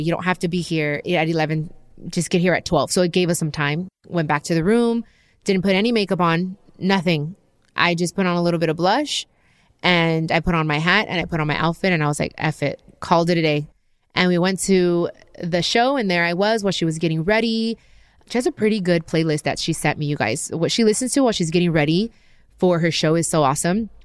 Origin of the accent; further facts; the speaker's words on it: Long Beach, California, United States; I'm from Long Beach. We're both Mexican-American